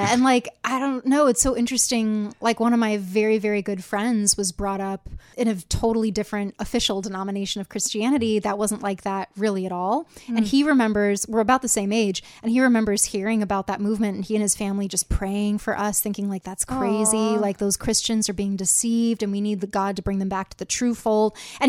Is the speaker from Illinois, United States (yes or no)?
yes; Rockford, Illinois, United States; So I grew up in Rockford, Illinois. Small fellowship.